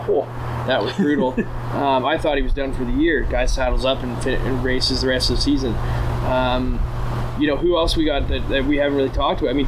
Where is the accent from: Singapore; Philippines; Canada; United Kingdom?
Canada; Yeah, we're too Canadian. We're, we're, too Canadian about it.